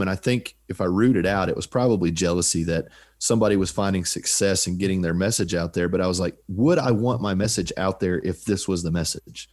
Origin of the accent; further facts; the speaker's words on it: United States; I'm an American